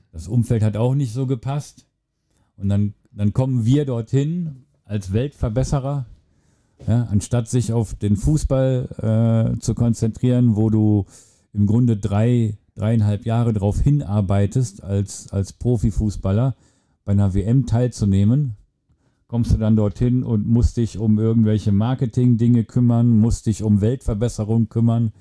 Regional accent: Germany; wir Deutschen

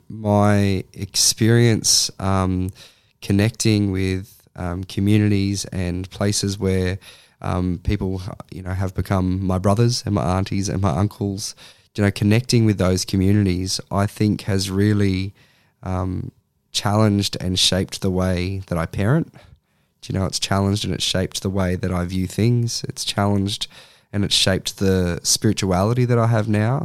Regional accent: Sydney, New South Wales, Australia; moved away as an adult; now in Central Coast, Australia; I grew up in Sydney and, uh, and then once I had finished high school, moved to the Central Coast

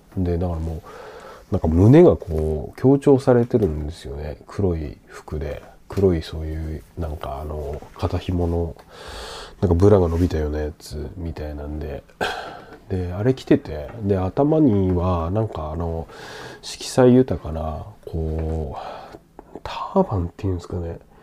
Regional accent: Sendai, Miyagi, Japan; moved away; 自分の実家仙台

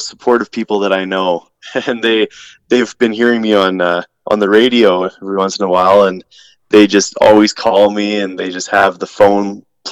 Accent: Camrose, Alberta, Canada; my hometown of Camrose

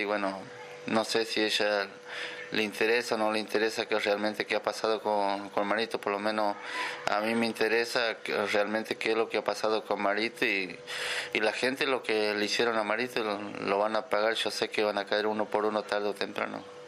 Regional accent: Quimilí, Santiago del Estero, Argentina; moved away as an adult; also born or lived in Santa Fe / Entre Ríos; now in Santiago del Estero, Argentina; yo soy de Quimilí, eh, mis papás también eran de Quimilí

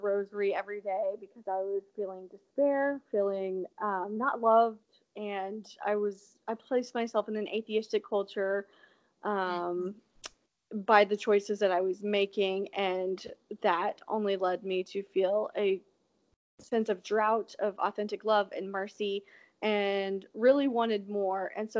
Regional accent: Oklahoma, United States; Well, I'm from Oklahoma, born and raised Catholic, was not always living out my faith, strayed from my faith at the age of 15

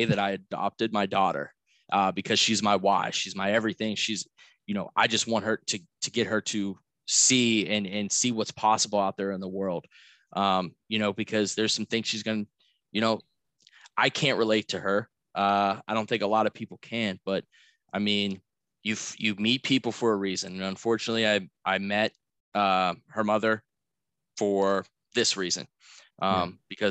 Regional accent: Pittsburgh, Pennsylvania, United States; moved away as an adult; also born or lived in South Florida; I was born and raised in Pittsburgh, Pennsylvania, and I got my family values and my core here.

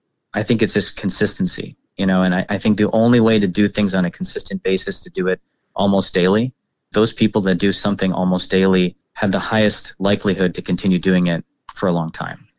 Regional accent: Dallas, Texas, United States; also born or lived in Plano; I grew up in Dallas and in the suburbs and in the Plano area

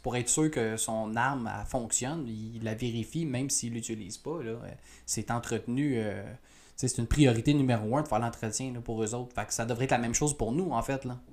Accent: Quebec, Canada; chez nous au Québec

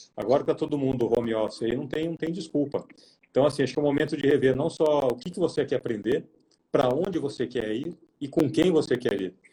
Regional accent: interior of São Paulo, Brazil; moved away; vim do interior de São Paulo

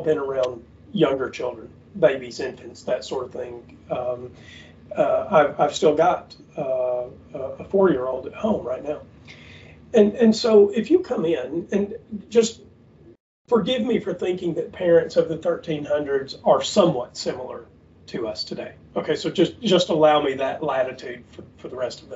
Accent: the South, United States; we grew up in the South where people really do hunting

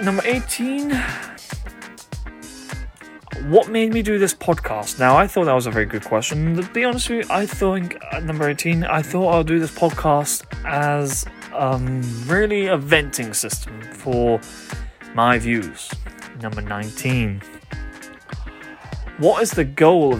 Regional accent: United Kingdom; I come from the United Kingdom

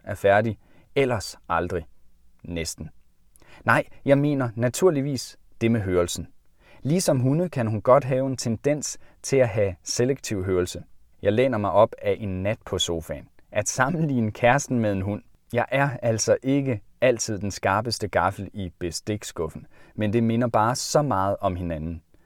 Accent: Jutland, Denmark; Da jeg var barn hjemme i Jylland

